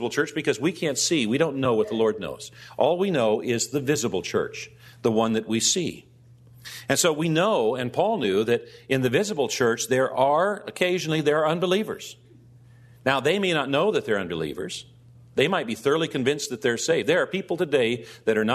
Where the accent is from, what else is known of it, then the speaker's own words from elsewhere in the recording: United States; we as American Christians